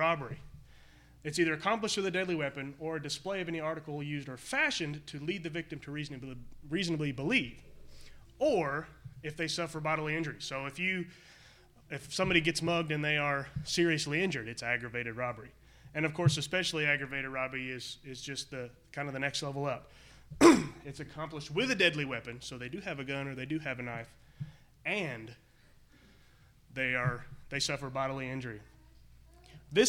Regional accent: United States; us in America

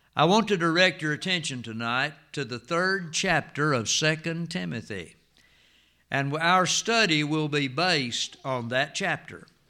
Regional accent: United States; when we were growing up in Jackson County

